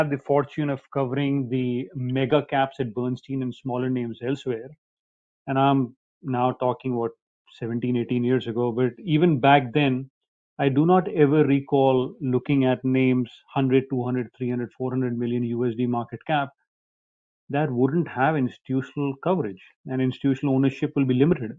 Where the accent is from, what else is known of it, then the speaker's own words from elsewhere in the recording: India; moved away as an adult; also born or lived in New York, United States / Nashville, United States; I was born and raised in India